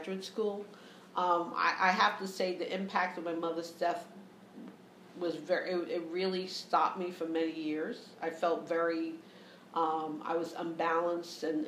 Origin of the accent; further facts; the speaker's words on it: New York City, New York, United States; I grew up in the Lower East Side of New York